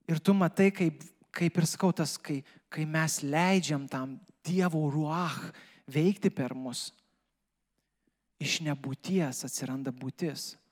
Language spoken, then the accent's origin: Lithuanian; Lithuania; mes kaip lietuviai